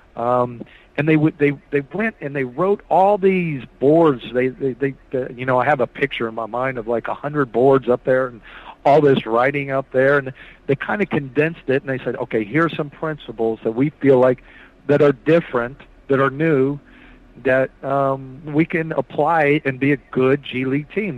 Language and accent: English; Noblesville, Indiana, United States; also born or lived in Lawrence, Indiana / Bloomington, Indiana; I'm from Indiana. I grew up in Lawrence and Noblesville, and I was born in Bloomington.